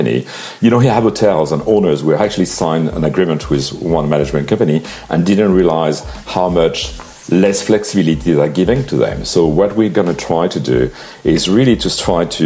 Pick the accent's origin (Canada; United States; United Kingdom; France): France; Paris, Île-de-France; I was born and raised in Paris